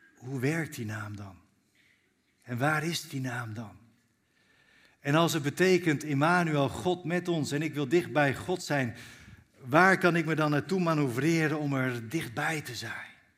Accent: Zwolle, Overijssel, Netherlands; ik kom uit Zwolle zelf. Daar woon ik met mijn gezin

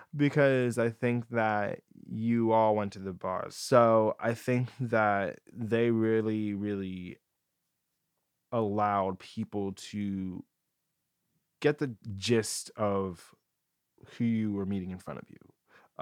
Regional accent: New Jersey, United States; now in San Diego, United States; I'm from New Jersey

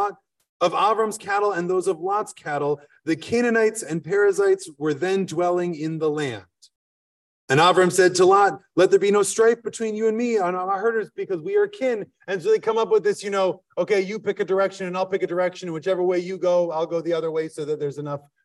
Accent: Midwest, United States; now in Philadelphia, United States; we're from the Midwest

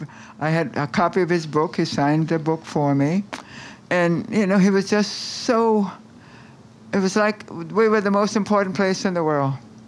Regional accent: Virginia, United States; moved away as an adult; now in Washington, United States; Yeah, I came to Washington from Virginia.

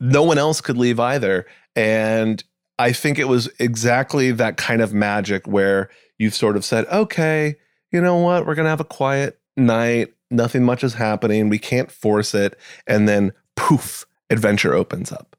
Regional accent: New England, United States; I grew up in New England

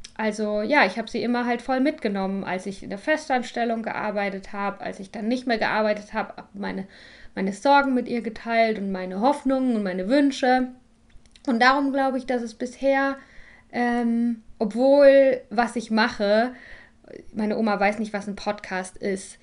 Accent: Germany; moved away; Ich bin nämlich wieder in Deutschland, ähm, in meiner Heimat bei meinen Eltern.

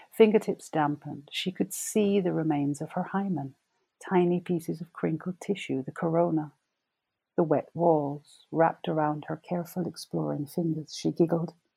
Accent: Jamaica; moved away as an adult; also born or lived in England; now in United Kingdom; I grew up in Jamaica.

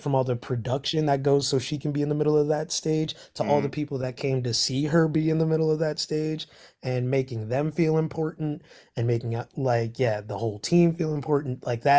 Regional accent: Cincinnati, Ohio, United States; So I'm from Cincinnati, Ohio.

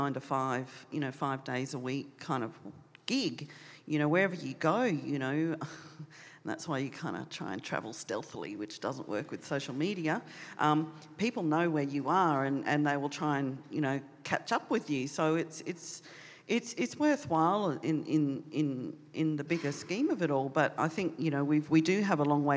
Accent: Darwin, Northern Territory, Australia; now in Canberra, Australia; I'm from Darwin

